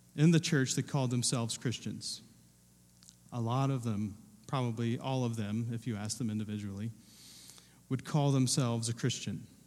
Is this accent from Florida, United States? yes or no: no; Southern Ohio, United States; I wasn't born, but I was raised in Ohio. I was raised in Southern Ohio